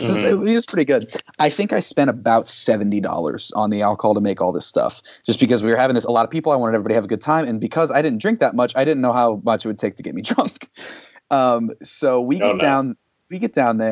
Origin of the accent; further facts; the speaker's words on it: Salisbury, Maryland, United States; we were teenagers growing up in Salisbury